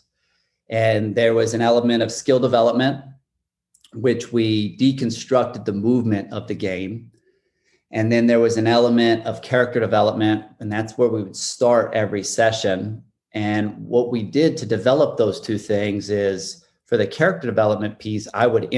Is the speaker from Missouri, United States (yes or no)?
yes; Warrenton, Missouri, United States; I grew up, it was Warrenton, Missouri